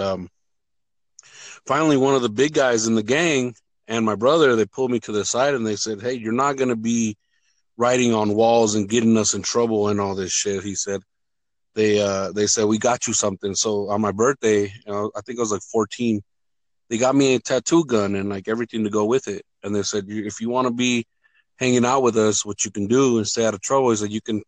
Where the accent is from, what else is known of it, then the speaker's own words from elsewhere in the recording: California, United States; moved away as an adult; also born or lived in Michoacán, Mexico; now in Denver, United States; Moved to the United States in 1968, and I think I was like 8 years old. We moved up to California.